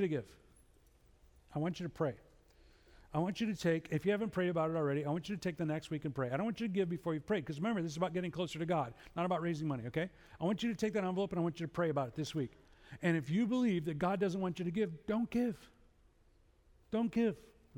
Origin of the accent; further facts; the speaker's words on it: Chicago, Illinois, United States; I'm from Chicago